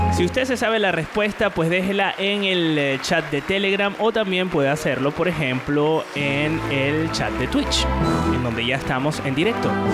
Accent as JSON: {"language": "Spanish", "country": "Venezuela", "moved": "yes", "lives_now": "Valencia, Spain", "said": "Los venezolanos, los venezolanos eh, pronunciamos las S aspiradas"}